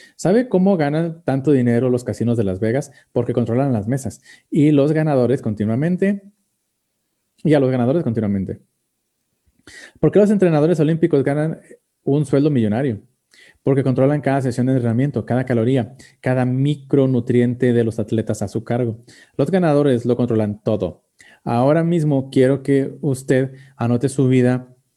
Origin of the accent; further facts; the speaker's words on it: Mexico; como mexicanos